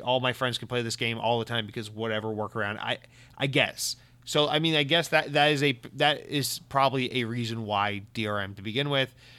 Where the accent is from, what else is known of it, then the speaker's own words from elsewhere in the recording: United States; I'm American